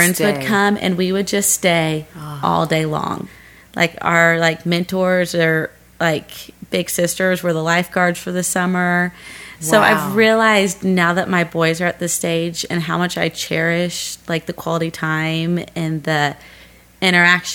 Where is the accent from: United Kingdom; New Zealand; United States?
United States; Gladstone, Missouri; moved away; growing up, I was in a suburb, Gladstone